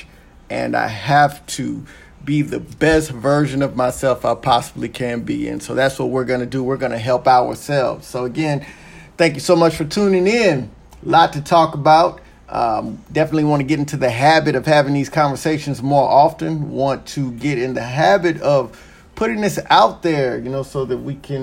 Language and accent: English; Texas, United States; moved away; I am originally from Texas